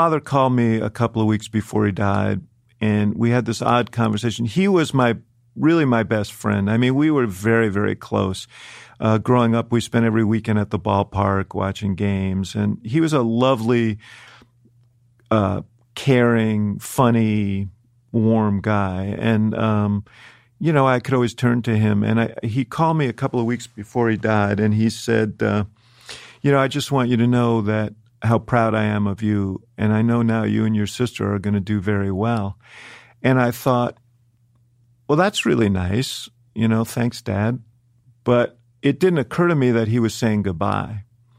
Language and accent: English; New York City, New York, United States; born there; No, I was born right here in New York City.